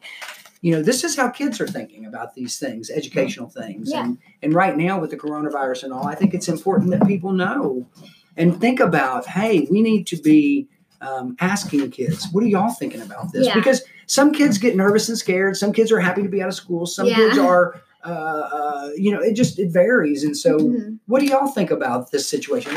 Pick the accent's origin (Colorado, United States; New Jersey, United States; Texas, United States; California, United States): Texas, United States; La Marque; growing up in Galveston County in Lamarck, Texas